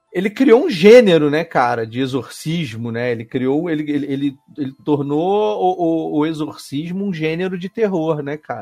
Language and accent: Portuguese; Petrópolis, Rio de Janeiro, Brazil; now in Rio de Janeiro, Brazil; eu sou de Petrópolis, né? Nasci lá, nasci em Petrópolis, morei lá muito tempo antes de mudar pro Rio